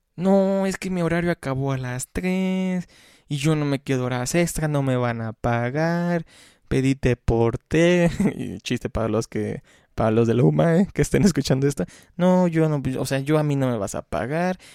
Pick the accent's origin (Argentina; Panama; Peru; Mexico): Mexico; Xalapa, Veracruz; los que somos de Jalapa